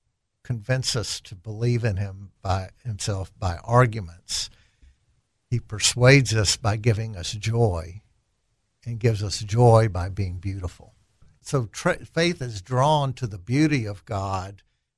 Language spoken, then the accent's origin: English; El Dorado, Arkansas, United States; also born or lived in Harrison / Jackson, Mississippi / Little Rock; Well, I was born in El Dorado, moved to Harrison, and then to Jackson, Mississippi, and then back to Little Rock.